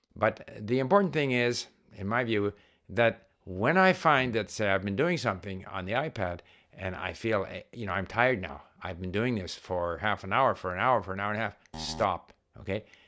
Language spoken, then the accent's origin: English; Canada; As a Canadian diplomat, I was paid to learn Chinese